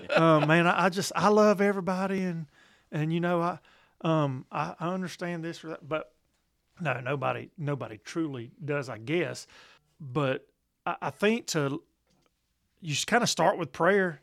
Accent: Columbus, United States; in my hometown of Columbus

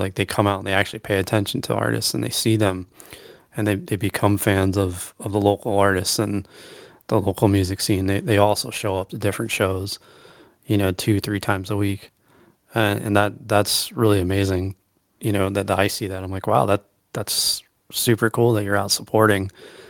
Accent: Allentown, Pennsylvania, United States; growing up on the East Coast, and like I said, in Allentown, PA, and I remember going to see shows when I was younger

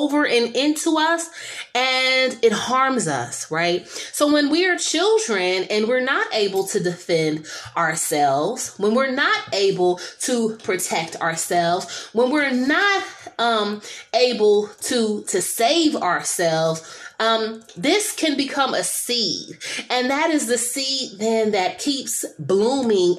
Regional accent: San Francisco, California, United States; I'm from San Francisco, and I was around for the 1989 earthquake

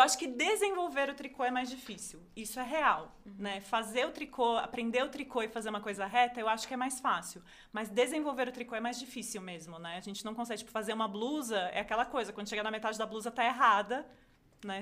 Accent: Caxias do Sul, Rio Grande do Sul, Brazil; moved away; eu sou de Caxias do Sul, minha família tá lá

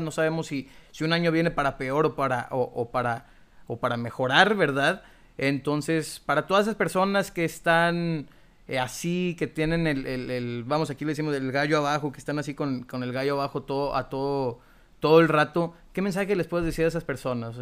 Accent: Monterrey, Nuevo León, Mexico; de aquí somos, bueno, pues regios

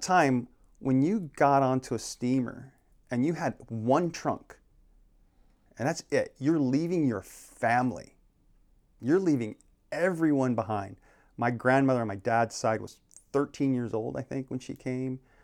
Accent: Phoenix, Arizona, United States; now in Maui, United States; I grew up in, uh, born and raised in Phoenix, Arizona

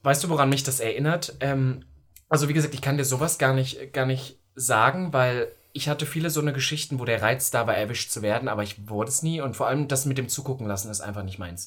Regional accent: East Germany, Germany; now in Berlin, Germany; ich komme aus Ostdeutschland

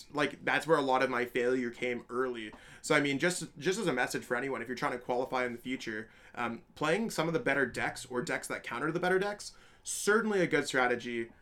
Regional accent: Canada; I'm from Canada

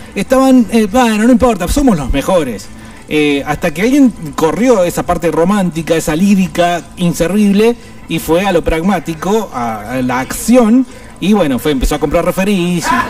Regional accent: Argentina; Somos medios necrófilos los argentinos

